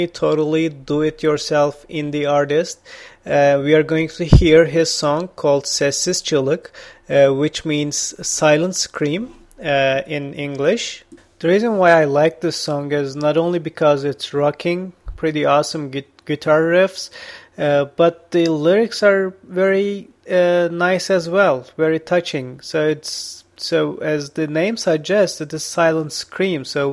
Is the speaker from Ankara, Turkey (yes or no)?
no; İzmir, Turkey; I was born in Izmir.